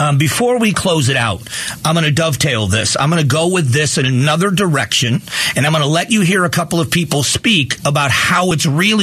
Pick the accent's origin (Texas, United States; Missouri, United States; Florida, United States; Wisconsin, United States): Florida, United States; Southwest; moved away; also born or lived in Cleveland, Ohio; I was born in Cleveland, Ohio, but I spent most of my childhood living in Southwest Florida